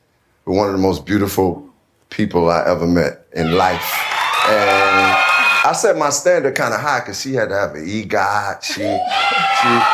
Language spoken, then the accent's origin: English; Chicago, Illinois, United States; where I grew up in Chicago